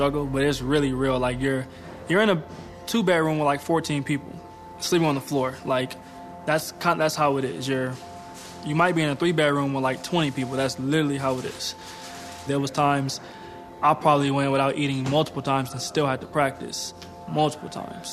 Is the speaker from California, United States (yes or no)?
yes; Pomona, California, United States; moved away; I grew up in Pomona, California. It's probably like 30 minutes from L.A.